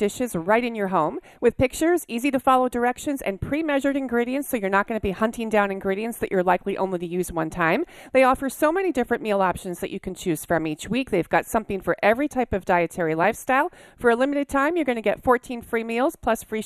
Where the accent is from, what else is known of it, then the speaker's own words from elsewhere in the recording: New Jersey, United States; I grew up in New Jersey